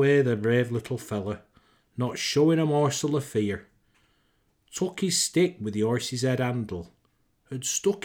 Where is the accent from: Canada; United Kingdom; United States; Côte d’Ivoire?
United Kingdom; Lancashire, North West England; accent: Lancashire twang; As I'm from Lancashire, born and bred, I reckon I can pull this accent off